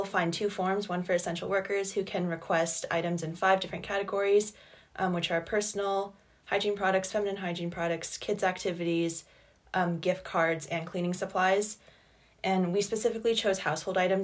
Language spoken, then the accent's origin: English; Hanover, New Hampshire, United States; I'm from Hanover, New Hampshire